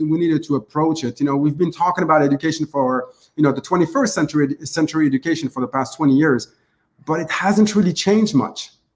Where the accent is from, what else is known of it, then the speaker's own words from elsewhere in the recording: Tunisia; moved away; also born or lived in France / Canada; I'm actually from North Africa.